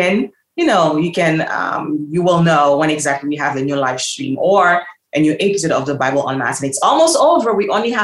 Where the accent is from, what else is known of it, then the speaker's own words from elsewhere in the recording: Haiti; moved away; I'm from the island, I'm from Haiti as well